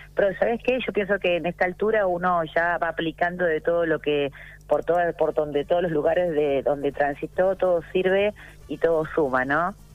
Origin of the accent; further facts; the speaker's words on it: Buenos Aires, Argentina; yo nací en Caballito